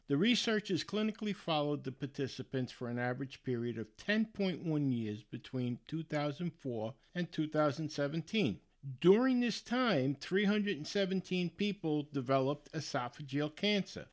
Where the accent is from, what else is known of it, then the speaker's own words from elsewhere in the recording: United States; I'm American, and I'm proud of it